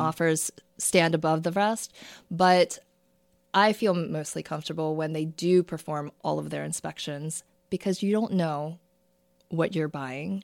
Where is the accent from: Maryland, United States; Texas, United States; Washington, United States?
Maryland, United States; Towson; also born or lived in South Korea / Baltimore / Perry Hall, Maryland; now in Bel Air, United States; I grew up in the Towson, Parkville area.